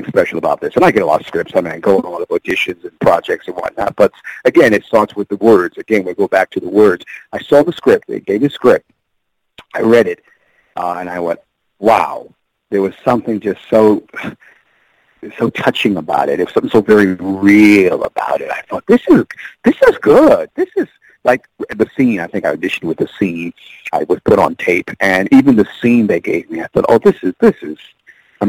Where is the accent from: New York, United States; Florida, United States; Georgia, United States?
New York, United States; moved away; also born or lived in Los Angeles; I'm a New Yorker, but I haven't been living there in a while